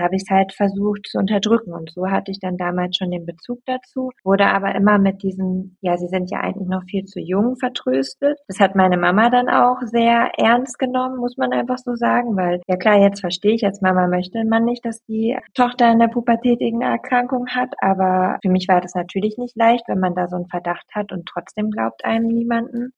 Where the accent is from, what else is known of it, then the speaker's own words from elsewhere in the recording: East Frisia, Lower Saxony, Germany; moved away as an adult; also born or lived in Berlin; Ich komme gebürtig aus Ostfriesland